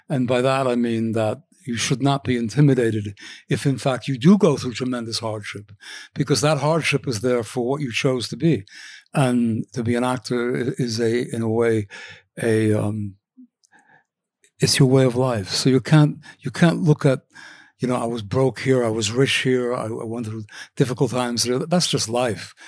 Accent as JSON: {"language": "English", "town": "Cornwall", "region": "New York", "country": "United States", "tie": "born or raised there", "also_born_or_lived": "Washington Heights, Manhattan, New York City", "said": "when I was eight, I went to, uh, Cornwall, New York"}